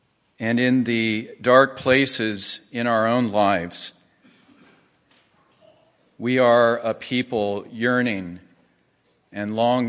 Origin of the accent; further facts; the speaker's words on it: Jerusalem, Jerusalem District, Israel; As a kid growing up in Jerusalem, I had especially loved Marc Chagall's stained glass windows of the 12 tribes of Israel.